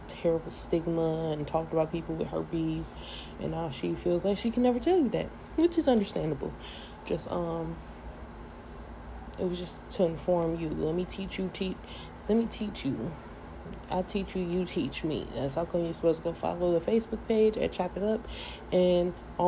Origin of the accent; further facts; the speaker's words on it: United States; I'm American